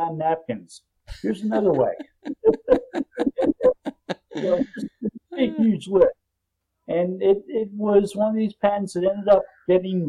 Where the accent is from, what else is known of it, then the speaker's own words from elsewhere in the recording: Jersey Shore, New Jersey, United States; moved away as an adult; also born or lived in Ohio / Cincinnati / Havre de Grace, Maryland; now in San Diego, United States; I grew up on the Jersey Shore